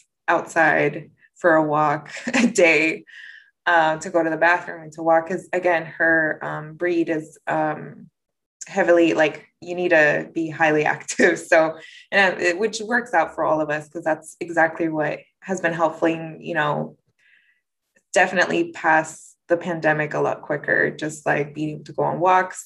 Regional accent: Napa, California, United States; I grew up in Napa

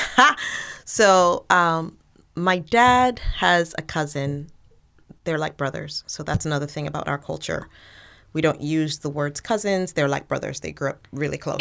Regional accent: Nigeria; moved away as an adult; also born or lived in Canada / Sierra Leone (ancestry); now in United States; I grew up in Nigeria, and so a lot of my experiences and, and my worldviews were shaped there

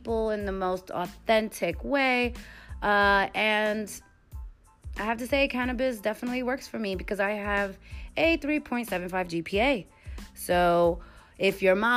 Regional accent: New York, United States; I'm from New York.

